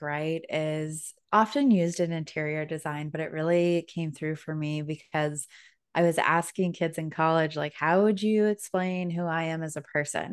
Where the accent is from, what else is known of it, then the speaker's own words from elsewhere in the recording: Denver, Colorado, United States; moved away as an adult; now in Orlando, United States; I am originally from Denver, Colorado, but just moved to Orlando, Florida this year.